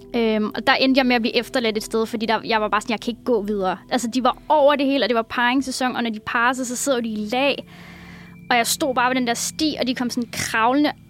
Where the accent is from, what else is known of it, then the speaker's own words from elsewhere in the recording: Copenhagen, Capital Region of Denmark, Denmark; also born or lived in Husum; jeg er fra København